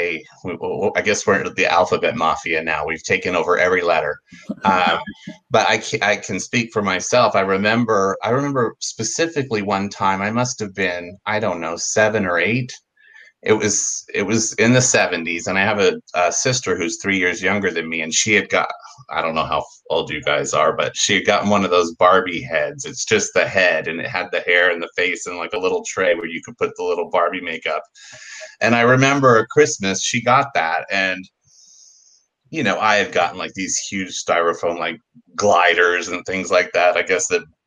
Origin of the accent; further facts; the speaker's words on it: San Diego, California, United States; also born or lived in Pacific Beach, San Diego; as a kid growing up in San Diego